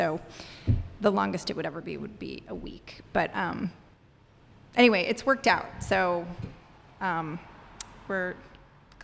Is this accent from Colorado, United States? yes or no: no; Atlanta, Georgia, United States; moved away as an adult; also born or lived in Miami, Florida / Washington, District of Columbia, United States; now in Chicago, United States; I grew up in the South in Atlanta, Miami in Atlanta, and moved to Chicago in 2000 for a job